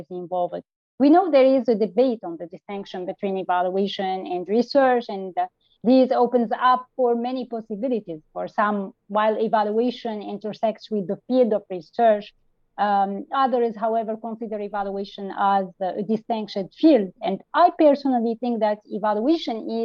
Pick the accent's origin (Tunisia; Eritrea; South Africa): Tunisia; I am from Tunisia, a young emerging evaluator